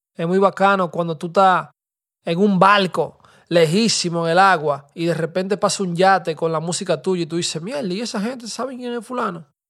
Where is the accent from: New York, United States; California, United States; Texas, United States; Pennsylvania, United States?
New York, United States; New York City; Yo me crié con esos tigres en el Bronx